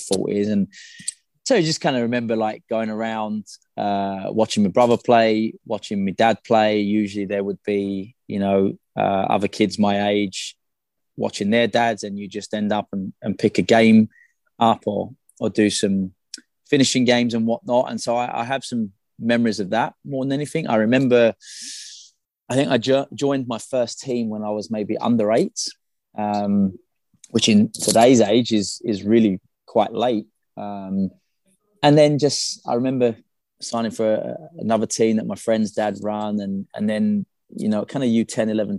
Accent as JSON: {"language": "English", "region": "London", "country": "United Kingdom", "tie": "born or raised there", "moved": "yes", "said": "I grew up in Southeast London in the UK."}